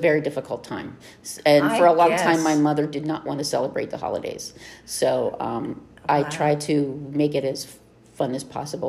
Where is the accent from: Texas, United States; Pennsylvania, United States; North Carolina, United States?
Pennsylvania, United States; Monongahela; now in Boyertown, United States; I grew up in southwestern Pennsylvania.